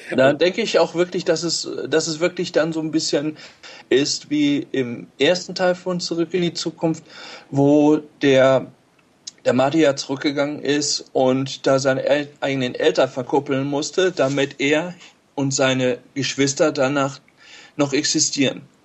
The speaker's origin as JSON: {"language": "German", "town": "Steinhagen", "region": "North Rhine-Westphalia", "country": "Germany", "said": "ich bin, ähm, aus Steinhagen bei Bielefeld"}